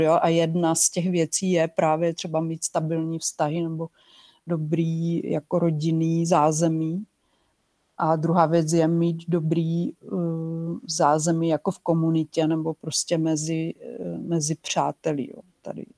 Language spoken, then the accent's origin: Czech; Czechia; also born or lived in Brno; já jsem novinářka, eh, z Česka